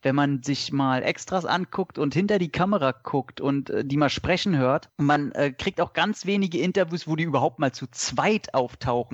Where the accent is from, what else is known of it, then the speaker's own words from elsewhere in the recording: Northern Germany, Germany; Ich bin ja alter Fischkopf geboren